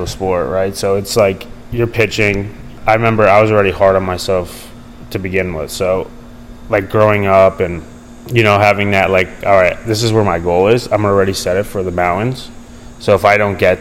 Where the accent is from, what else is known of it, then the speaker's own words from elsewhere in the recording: United States; now in California, United States; I'm originally from New York, New Jersey